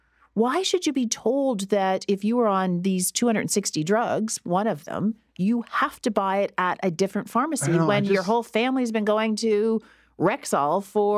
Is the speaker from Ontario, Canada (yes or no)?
yes; Listowel, Ontario, Canada; I grew up in Listowel.